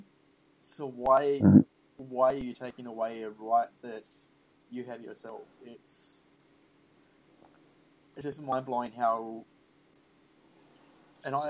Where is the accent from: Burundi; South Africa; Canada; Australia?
Australia; as an Australian